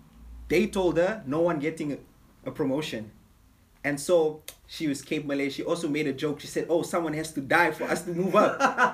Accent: Papua New Guinea; also born or lived in Fiji; And like my childhood was crazy because I grew up in Papua New Guinea for about 6 years.

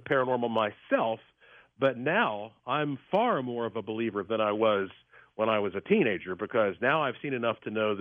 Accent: Asheville, North Carolina, United States; I was born and raised in Asheville, North Carolina, heart of the Blue Ridge Mountains

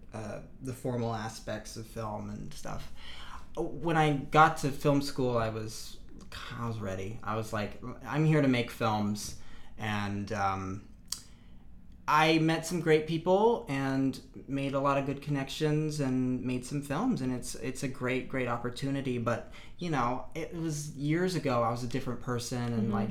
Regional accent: Franklin, Tennessee, United States; moved away as an adult; I was from Franklin

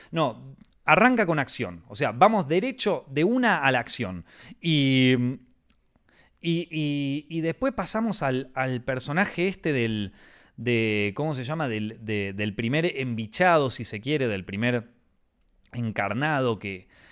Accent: Argentina; como argentino que soy

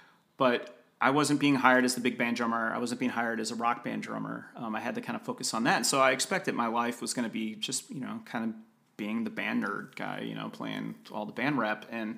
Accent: Midwest, United States; As a kid growing up in the Midwest, like Colorado was so fascinating to me.

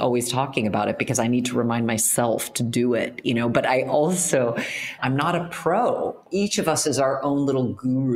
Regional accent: United States; moved away as an adult; also born or lived in New York City; now in Milan, Italy; I'm such an American firecracker and pistol

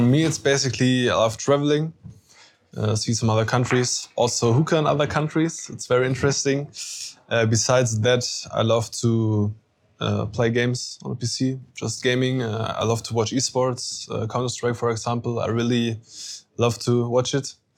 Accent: Kassel, Hesse, Germany; I'm from Germany, of course. I'm 25 years old. I'm from Kassel

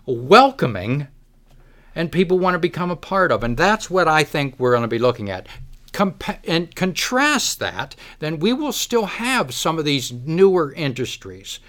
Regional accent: Kittanning, Pennsylvania, United States; I've lived here my whole life. I've watched, I grew up here. I grew up in Katanning.

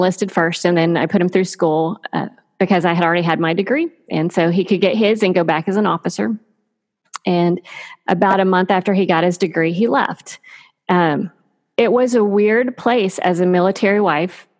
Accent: Texas, United States; moved away as an adult; I grew up in Texas

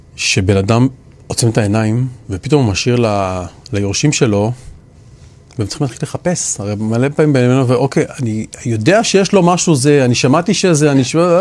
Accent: Israel; אנחנו ישראלים

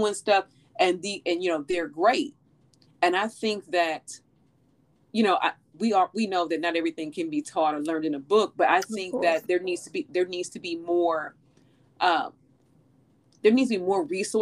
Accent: St. Louis, Missouri, United States; when I was a little girl, you know, growing up in St. Louis

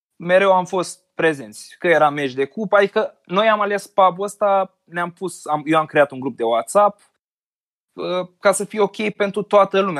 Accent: Constanța, Constanța County, Romania; moved away as an adult; now in Bucharest, Romania; eu sunt din Constanța, am făcut facultatea la București, m-am mutat acolo cu jobul

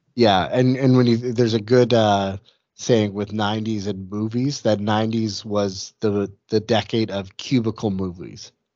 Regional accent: Western Canada, Canada; I grew up Canadian, I grew up in Western Canada

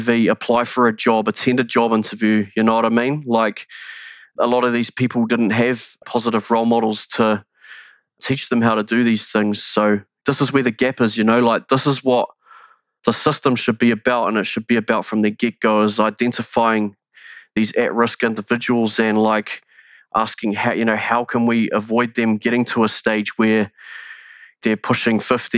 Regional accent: New Zealand; here in Aotearoa, New Zealand

